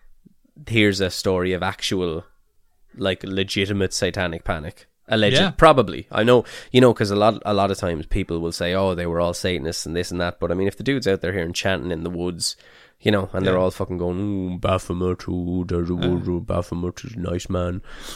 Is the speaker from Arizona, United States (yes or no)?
no; Midlothian, Texas, United States; I grew up in Midlothian, Texas, a small town about 30 miles south of Dallas. When I graduated in 1991, the population of Midlothian was about 5,000.